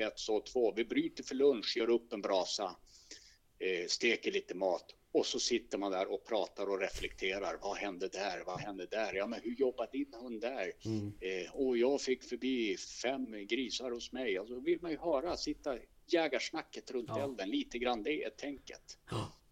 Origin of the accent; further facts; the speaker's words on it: inland Västerbotten, Västerbotten County, Sweden; moved away as an adult; also born or lived in Stockholm; som är uppvuxen i skogen egentligen eh, och här uppe i Västerbottens inland